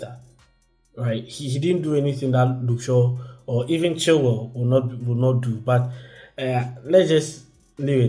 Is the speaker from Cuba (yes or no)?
no; Belgium; I was born in Belgium